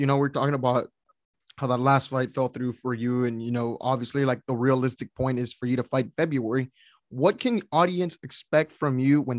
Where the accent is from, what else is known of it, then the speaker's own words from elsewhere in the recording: San Antonio, Texas, United States; I'm from San Antonio here.